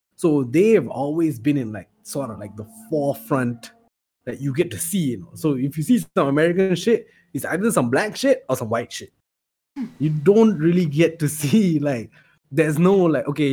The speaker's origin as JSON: {"language": "English", "country": "Malaysia", "tie": "born or raised there", "said": "we were born here"}